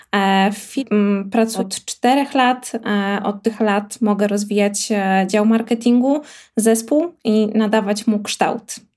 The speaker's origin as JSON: {"language": "Polish", "region": "Warmian-Masurian Voivodeship", "country": "Poland", "moved": "yes", "lives_now": "Warsaw, Poland", "said": "pracuję w Warszawie, natomiast pochodzę z moim zdaniem najpiękniejszego regionu Polski, czyli z Mazur."}